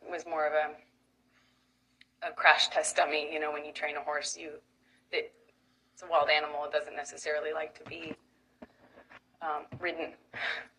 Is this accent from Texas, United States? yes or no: yes; Manor, Texas, United States; I come from Austin, Texas, a small town outside of Austin that you probably haven't heard of. No one has. It's called Manor